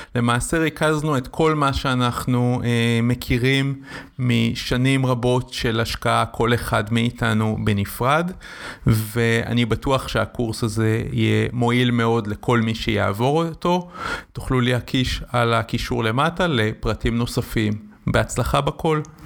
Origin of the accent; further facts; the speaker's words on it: Israel; בקיבוץ בו גדלתי יש רפת